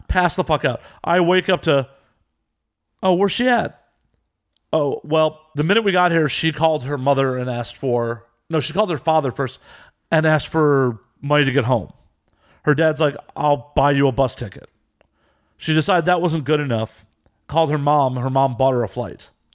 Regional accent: United States; also born or lived in Chicago / Las Vegas; I'm American

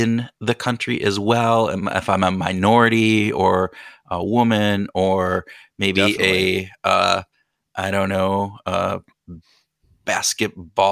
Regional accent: United States; we're American

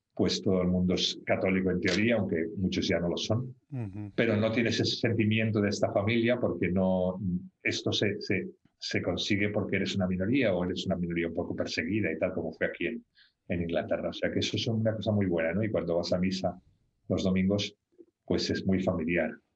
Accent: Barcelona, Catalonia, Spain; moved away as an adult; also born or lived in London, England; now in England, United Kingdom; yo nací en Barcelona eh, y estudié allí. Eh, mi familia es de Barcelona y estudié allí.

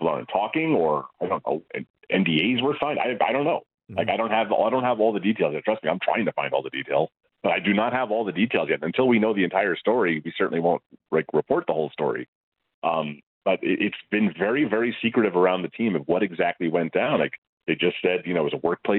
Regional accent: United States; I mean, look, I'm an American. I was not raised in the Canadian junior culture.

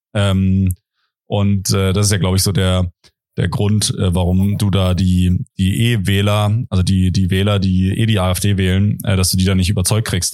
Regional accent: Potsdam, Brandenburg, Germany; in Potsdam, in meiner Heimatstadt

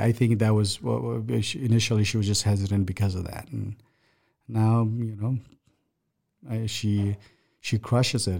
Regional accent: Nepal; now in Omaha, United States; my background is I come from Nepal. That's where I'm from.

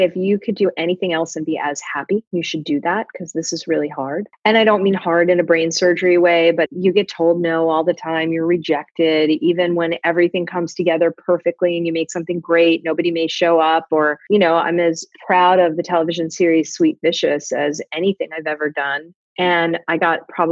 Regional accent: Fort Lauderdale, Florida, United States; a kid growing up in Fort Lauderdale, Florida

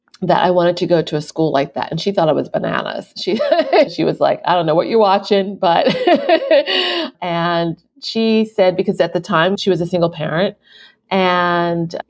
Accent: Philadelphia, Pennsylvania, United States; moved away as an adult; also born or lived in Japan / China / New York; I am currently in Philadelphia, PA, and coincidentally, that is my hometown, and I lived abroad for 12 years

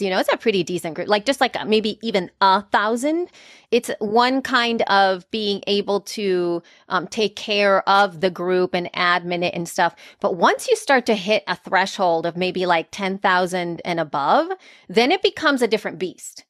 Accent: El Salvador; moved away; I am from El Salvador, Central America, and I'm an immigrant

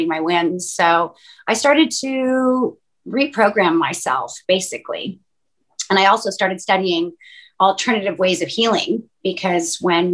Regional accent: Canada; moved away as an adult; now in Los Angeles, United States; My family's from Northern Europe. And my mom immigrated to Canada to have me and to raise me

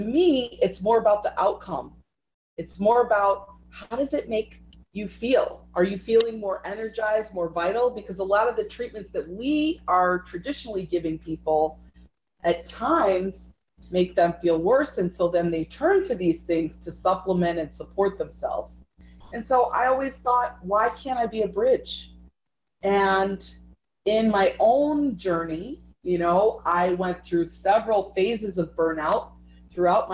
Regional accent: Chicago, Illinois, United States; I grew up in Chicago

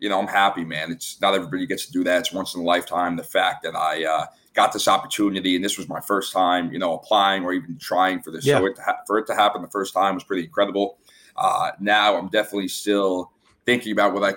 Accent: New York City, New York, United States; moved away as an adult; now in South Florida, United States; I'm from Staten Island, New York. I'm living down in South Florida

